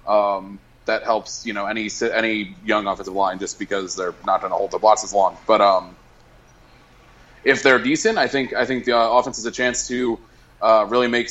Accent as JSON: {"language": "English", "region": "Connecticut", "country": "United States", "tie": "born or raised there", "said": "my home state"}